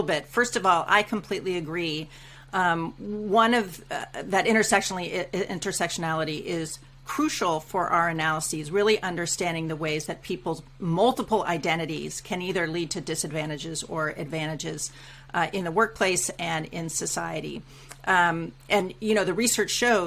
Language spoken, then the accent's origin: English; United States; moved away as an adult; now in Canada; I'm an American immigrant to Canada and now a naturalized Canadian citizen as well.